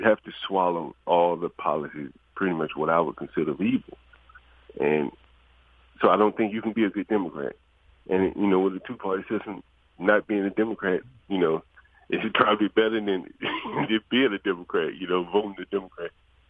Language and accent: English; Alabama, United States; I told you I'm from Alabama